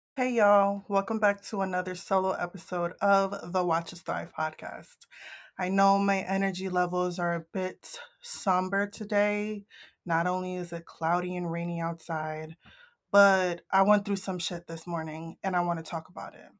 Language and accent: English; Northeast, United States; I'm from the Northeast.